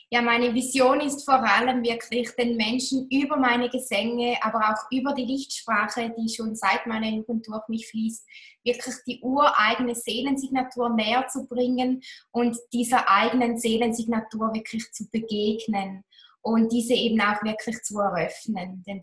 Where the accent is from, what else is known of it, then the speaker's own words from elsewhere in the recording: Toggenburg, St. Gallen, Switzerland; Ich war sehr bodenständig. Bin es noch heute. Ich bin aufgewachsen in Toggenburg in den Bergen